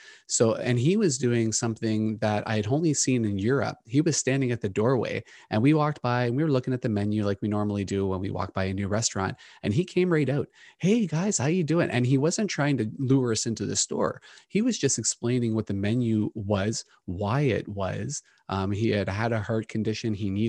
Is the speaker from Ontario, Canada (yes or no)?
yes; Toronto, Ontario, Canada; I grew up in Scarborough, so yeah, I'm very familiar with Scarborough